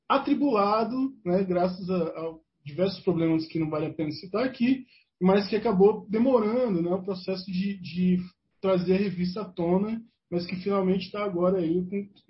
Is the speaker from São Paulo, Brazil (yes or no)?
no; Ceilândia, Federal District, Brazil; also born or lived in Maranhão; eu quando, quando eu cheguei em Brasília, vim em Brasília com um ano de idade, não nasci aqui, eu vim do Maranhão, e aí eu cheguei em, em Brasília com um ano de idade e fui morar na Ceilândia. Morei na Ceilândia até os uh, ah, 15 anos